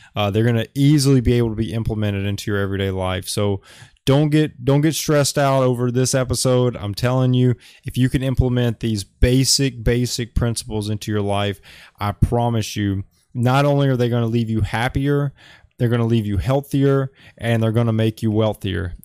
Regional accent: Alabama, United States; moved away as an adult; now in Oahu, Hawaii, United States; I'm from Alabama, but I, I live in Hawaii

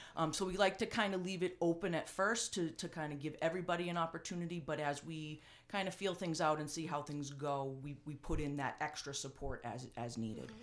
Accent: North Andover, Massachusetts, United States; the community that, uh, I grew up in and, and had a chance to, um, give back to the town that gave so much to me

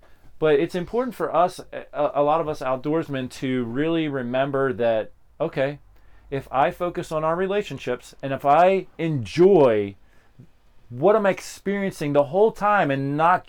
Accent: Pennsylvania, United States; I grew up in Pennsylvania.

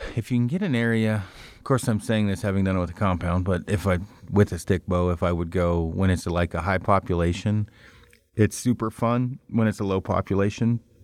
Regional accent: Oregon, United States; now in Colorado, United States; I'm from Oregon originally

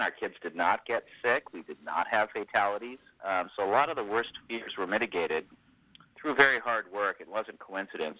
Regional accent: Sacramento, California, United States; moved away as an adult; now in Falls Church, United States; my hometown

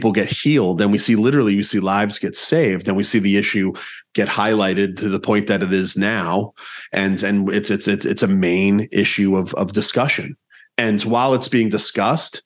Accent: East Coast, United States; moved away; I grew up on the East Coast.

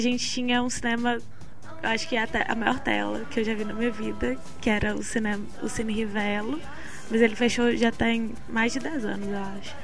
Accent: Sete Lagoas, Minas Gerais, Brazil; Eu sou de Sete Lagoas, interior de Minas, a 70 quilômetros de BH

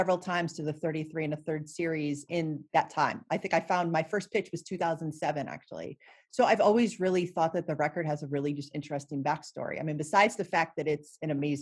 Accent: Cleveland, Ohio, United States; I grew up just outside of Cleveland, Ohio.

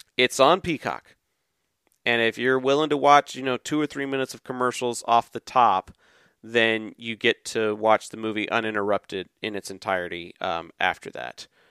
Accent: Texas, United States; born or raised there

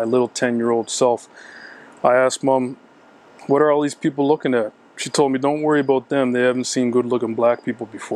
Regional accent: Halifax, Nova Scotia, Canada; now in Toronto, Canada; I grew up on Creighton Street in the north end of Halifax

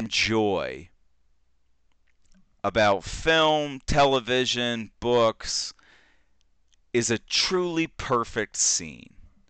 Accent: Texas, United States; You know, I go over there, I'm from Texas, I got cowboy boots on, the hat, the whole deal.

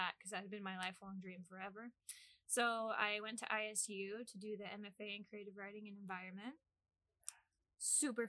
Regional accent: Arkansas, United States; moved away as an adult; also born or lived in Japan; now in Ames, United States; I'm from little old Arkansas

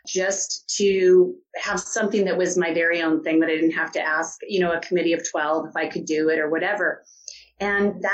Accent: Tucson, Arizona, United States; moved away as an adult; also born or lived in New York City; I grew up in Tucson and moved to New York City

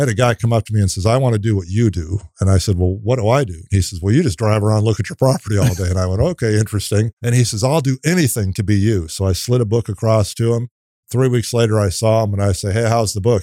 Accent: Minnesota, United States; moved away as an adult; now in College Station, United States; I'm from Minnesota, and I came here on a dance scholarship.

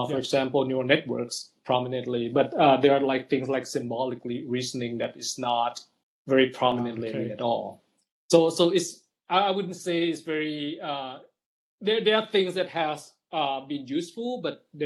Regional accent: Thailand; moved away; also born or lived in Austin, Texas; I'm from Thailand, by the way, originally

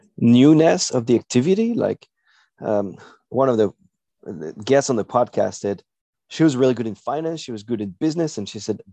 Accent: North Dakota, United States; We're from North Dakota, right?

